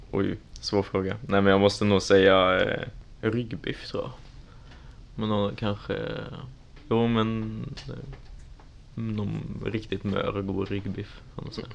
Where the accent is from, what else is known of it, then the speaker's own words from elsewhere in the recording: Trollhättan, Västra Götaland, Sweden; moved away as an adult; now in Linköping, Sweden; Så jag är ursprungligen från Trollhättan